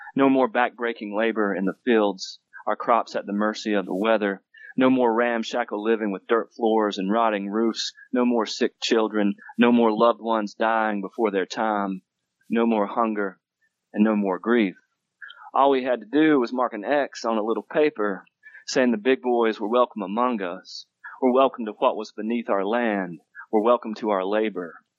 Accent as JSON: {"language": "English", "region": "Western North Carolina", "country": "United States", "tie": "born or raised there", "moved": "as an adult", "lives_now": "Denver, United States", "said": "I grew up in Western North Carolina, so I'm from Appalachia"}